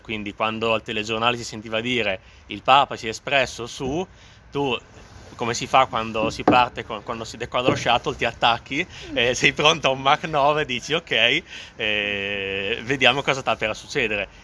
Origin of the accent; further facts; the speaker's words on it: Modena, Emilia-Romagna, Italy; sono emiliano, vengo da, da Modena, quindi sono anch'io nord Italia e vengo da un contesto di campagna